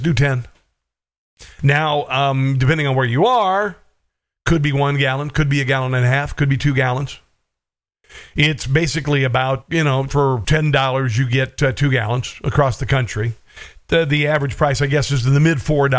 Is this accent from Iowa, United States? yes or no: yes; Neola, Iowa, United States; moved away; also born or lived in Missouri / Kansas; this is where I'm from. I'm from Neola, Iowa